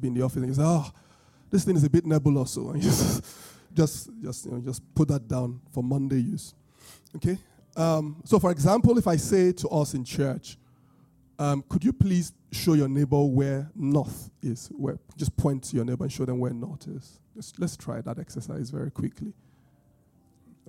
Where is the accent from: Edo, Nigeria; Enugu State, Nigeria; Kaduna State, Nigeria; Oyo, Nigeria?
Edo, Nigeria; Benin; accent: British Bini; my British Bini accent